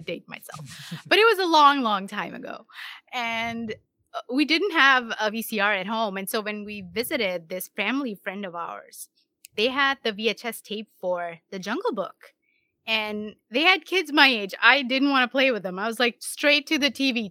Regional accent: India; moved away as an adult; now in United States; I'm born and brought up in India, and then I got married and moved here around 13 or so years ago. When I say here, I mean the US

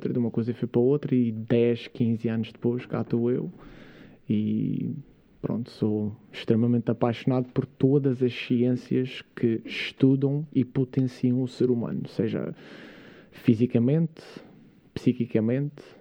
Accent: Câmara de Lobos, Madeira, Portugal; also born or lived in Jersey; eu sou natural de, de Câmara de Lobos, uma, uma aldeia pescatória lá da Madeira. Uh, mas onde eu passei a maior parte. Aliás, eu na verdade fui criado em Inglaterra.

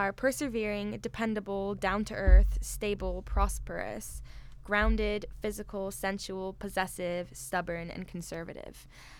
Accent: California, United States; also born or lived in Malmö, Sweden; I'm from California and Sweden.

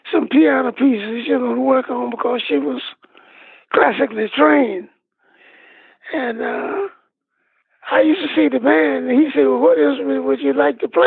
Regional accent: Badin, North Carolina, United States; was a happy go lucky kid. My mother was a school teacher, and my father was a minister of a couple of churches, you know.

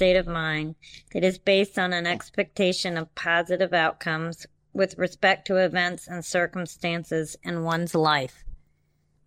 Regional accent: Cleveland Heights, Ohio, United States; moved away as an adult; also born or lived in India / Baltimore, Maryland / Lexington, Kentucky; now in Texas, United States; my teen years, I grew up in Cleveland Heights, Ohio

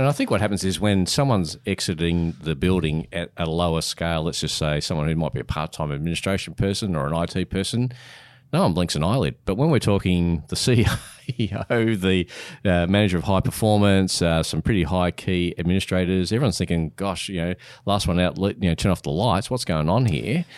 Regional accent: Australia

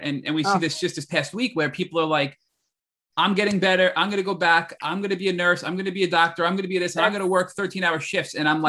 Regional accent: New York, United States; So, no, but as a New Yorker and as a Westerner, we typically, I feel like, are brought up thinking Chinese medicine is sort of this woo-woo medicine

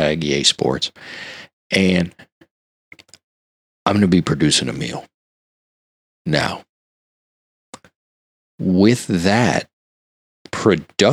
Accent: Louisiana, United States; I'm from Louisiana.

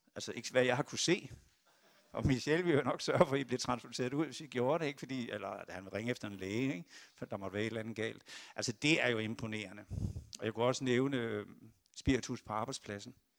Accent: Esbjerg, Southern Denmark, Denmark; moved away; jeg er fiskesøn fra Esbjerg

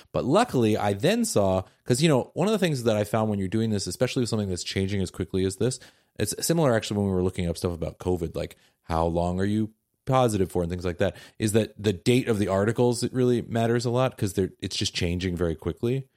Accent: Seattle, Washington, United States; I am very from Seattle

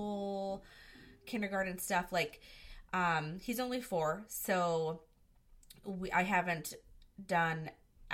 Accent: Michigan, United States; I am from Michigan

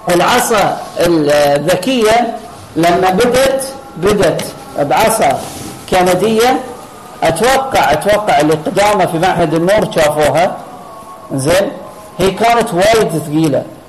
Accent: Qatar; عندنا في قطر

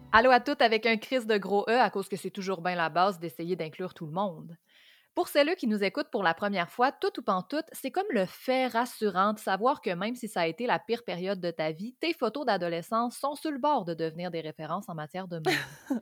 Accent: Lac Saint-Jean, Quebec, Canada; Je suis née en 92 au Lac Saint-Jean

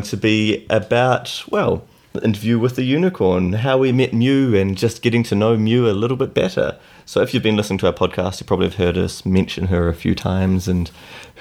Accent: New Zealand; accent: Kiwi; my Kiwi accent

